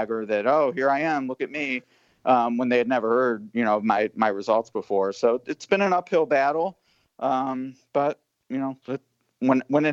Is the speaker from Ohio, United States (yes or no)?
yes; Cleveland, Ohio, United States; now in Kentucky, United States; I'm from Cleveland, you know, and I haven't lived there in a while